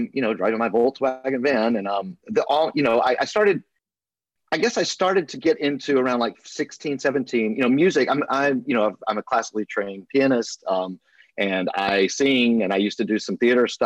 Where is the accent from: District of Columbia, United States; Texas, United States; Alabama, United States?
Alabama, United States; moved away as an adult; also born or lived in Los Angeles; I was born and raised in Alabama